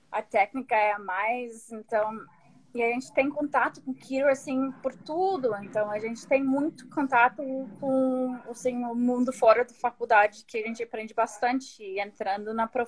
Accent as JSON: {"language": "Portuguese", "country": "United States", "tie": "born there", "said": "nasci nos Estados Unidos, né? Então, por isso"}